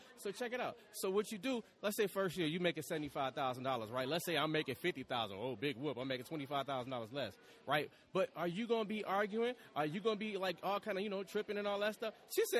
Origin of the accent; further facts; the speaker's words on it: Detroit, Michigan, United States; now in Atlanta, United States; I'm from Detroit.